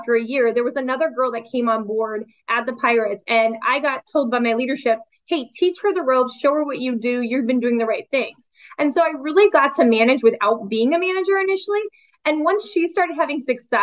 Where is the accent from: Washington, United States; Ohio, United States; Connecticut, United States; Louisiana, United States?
Washington, United States; Seattle; I grew up in Seattle.